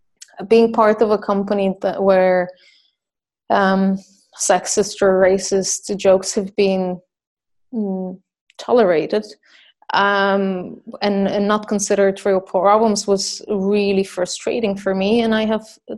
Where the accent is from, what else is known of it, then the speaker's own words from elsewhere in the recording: Bulgaria; I'm from Bulgaria